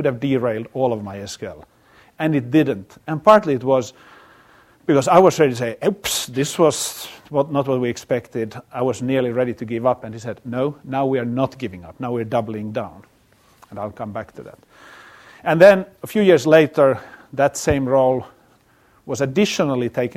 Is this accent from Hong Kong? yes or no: no; Finland; moved away; I come from Finland